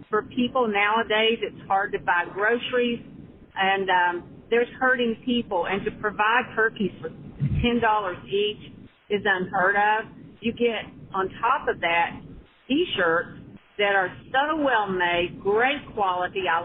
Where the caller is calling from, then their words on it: Newnan, Georgia, United States; from Newnan, Georgia.